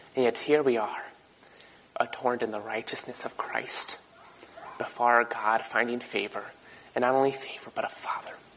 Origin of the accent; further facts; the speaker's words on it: the Berkeley of the East Coast, United States; I grew up in the Berkeley of the East Coast.